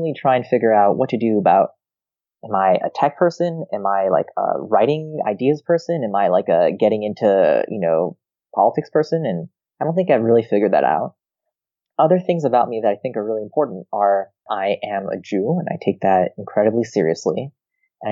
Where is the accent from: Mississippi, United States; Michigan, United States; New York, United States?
New York, United States; Rochester; also born or lived in Israel; I moved to Rochester, New York when I was 2 years old